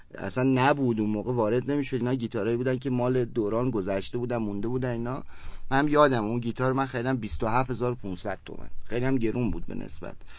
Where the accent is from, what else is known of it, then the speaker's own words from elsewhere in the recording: Kerman, Kerman Province, Iran; من کرمانی هستم کرمان به دنیا اومدم و همونجا بزرگ شدم